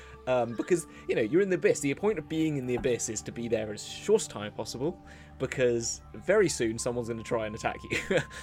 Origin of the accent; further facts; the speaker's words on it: United Kingdom; It's just being British